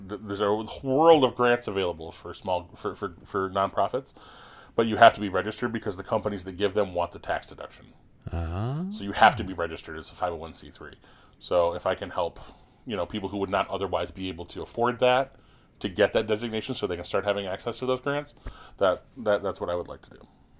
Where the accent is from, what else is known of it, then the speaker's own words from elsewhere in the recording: Corona, California, United States; I saw them in the sky when I was growing up in Corona.